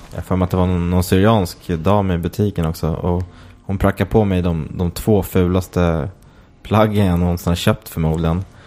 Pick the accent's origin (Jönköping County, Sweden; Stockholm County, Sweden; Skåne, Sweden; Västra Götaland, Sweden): Stockholm County, Sweden; Åkersberga; jag är från Åkersberga och där ha, hade vi en faktiskt i Åkersberga centrum som hette Rokoko.